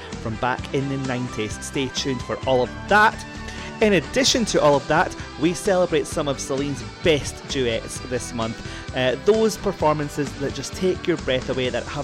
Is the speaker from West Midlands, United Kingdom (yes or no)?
no; Scotland, United Kingdom; my home country in Scotland